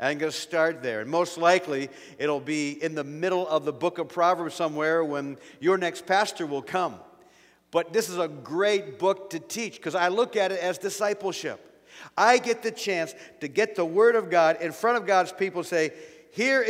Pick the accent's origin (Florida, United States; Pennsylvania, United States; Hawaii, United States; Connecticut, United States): Pennsylvania, United States; now in Ohio, United States; I'm from Pennsylvania